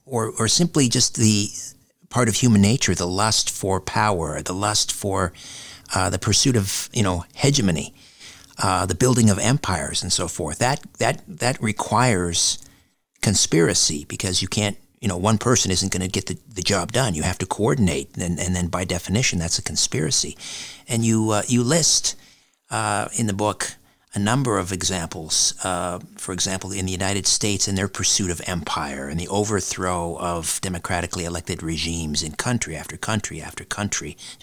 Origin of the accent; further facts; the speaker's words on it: Canada; I'm from Canada.